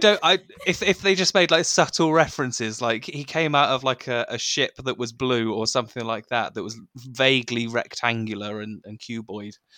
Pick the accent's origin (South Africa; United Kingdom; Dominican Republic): United Kingdom; I'm, I'm British